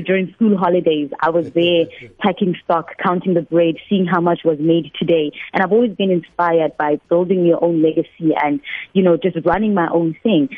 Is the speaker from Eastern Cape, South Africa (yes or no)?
no; Limpopo, South Africa; moved away as an adult; also born or lived in Johannesburg; I am a girl from Limpopo province